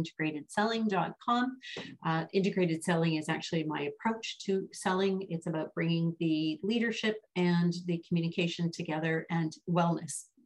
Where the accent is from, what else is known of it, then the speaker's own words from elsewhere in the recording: Vancouver, British Columbia, Canada; I grew up in the Pacific Northwest, mm-hmm. right? In Vancouver, just outside of Vancouver